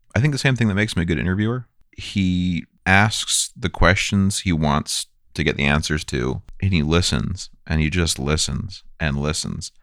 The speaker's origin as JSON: {"language": "English", "area": "Bay Area", "region": "California", "country": "United States", "tie": "born or raised there", "said": "being a white cis male growing up in the Bay Area"}